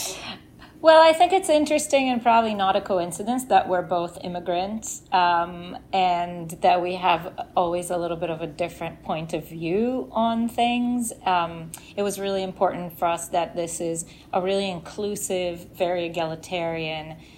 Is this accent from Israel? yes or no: yes; Israel; moved away as an adult; now in New York, United States; I grew up in Israel